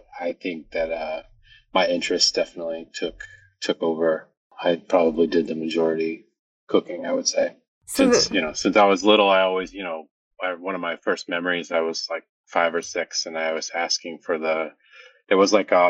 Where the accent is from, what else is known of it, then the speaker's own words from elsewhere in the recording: Maine, United States; now in New York City, United States; Originally, I'm from Maine. And since I was young, I was always cooking at home with my family